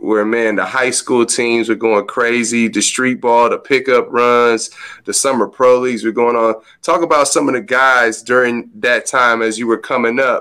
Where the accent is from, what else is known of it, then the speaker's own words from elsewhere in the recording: Los Angeles, California, United States; I'm from the West